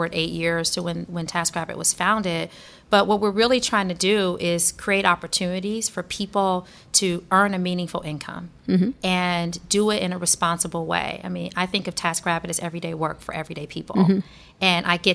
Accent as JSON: {"language": "English", "town": "Detroit", "region": "Michigan", "country": "United States", "tie": "born or raised there", "moved": "yes", "said": "where I grew up in Detroit, nobody knew what Google was"}